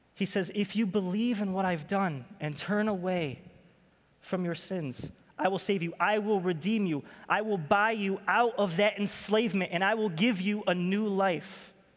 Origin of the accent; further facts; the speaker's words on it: Rochester, New York, United States; moved away as an adult; I'm from Rochester, New York